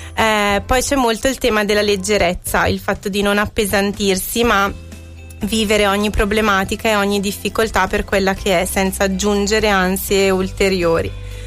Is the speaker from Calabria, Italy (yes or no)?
no; Scanzorosciate, Lombardy, Italy; sono andata al mio paese di nascita, Scanzorosciate